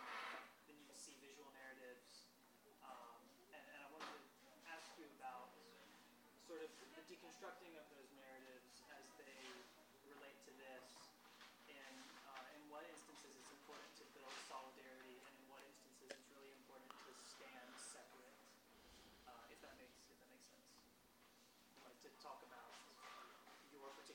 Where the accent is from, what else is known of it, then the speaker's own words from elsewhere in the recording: North Carolina, United States; moved away; I come from North Carolina in a background that's very Christian